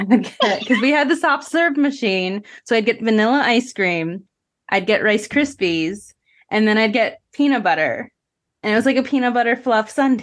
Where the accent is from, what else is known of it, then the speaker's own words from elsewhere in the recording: Northeast, United States; now in Florida, United States; I'm from the Northeast originally.